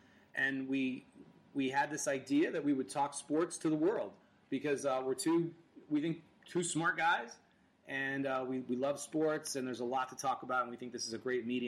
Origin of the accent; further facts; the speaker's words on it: New England, United States; I'm from New England, Patriots, Celtics, Red Sox